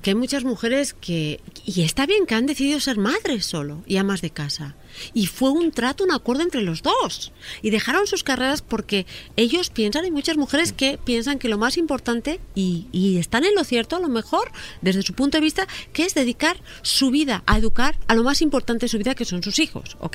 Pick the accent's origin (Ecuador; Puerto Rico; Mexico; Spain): Spain; Mira, en España el sistema está funcionando bien, pero yo como española pienso que tendría que funcionar perfecto.